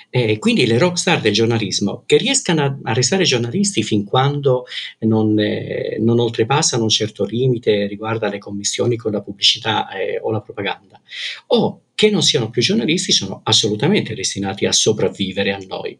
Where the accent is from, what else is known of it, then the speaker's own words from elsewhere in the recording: Calabria, Italy; moved away as an adult; now in Pisa, Italy; Vengo dalla Calabria, eh, una terra che amavo e amo forse ancora, ancora di più ora che non ci abito, mm, ora che non ci abito eh, però se la mia formazione e la mia infanzia eh, sono state in Calabria